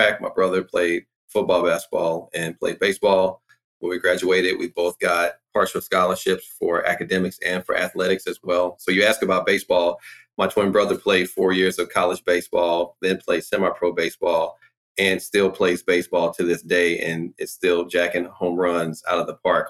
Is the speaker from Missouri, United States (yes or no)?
yes; St. Louis, Missouri, United States; I am from St. Louis